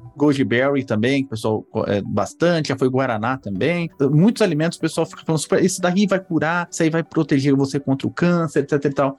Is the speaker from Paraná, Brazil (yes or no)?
no; São Paulo, Brazil; eu cresci na, em São Paulo